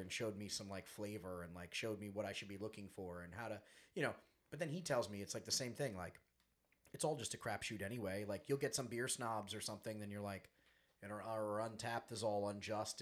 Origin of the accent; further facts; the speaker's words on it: Long Island, New York, United States; we're from Long Island, 45 minutes from Splish Splash